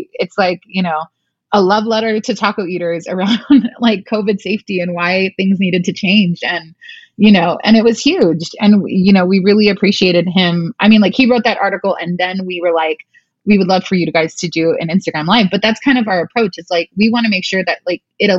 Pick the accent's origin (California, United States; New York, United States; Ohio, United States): California, United States; Glendale; I grew up in Glendale and Outwater